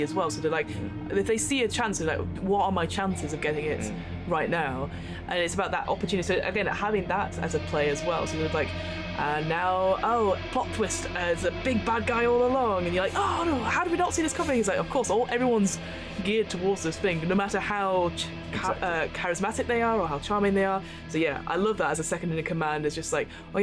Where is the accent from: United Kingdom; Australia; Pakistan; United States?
United Kingdom; We are British people.